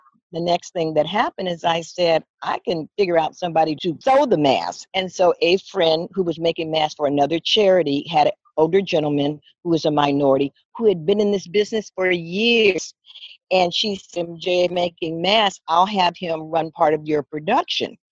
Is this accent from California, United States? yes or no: yes; Southern California, United States; moved away as an adult; now in San Francisco, United States; grew up in Southern California